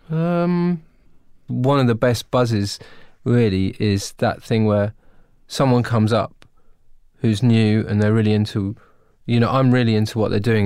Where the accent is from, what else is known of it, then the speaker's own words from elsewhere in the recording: United Kingdom; I'm British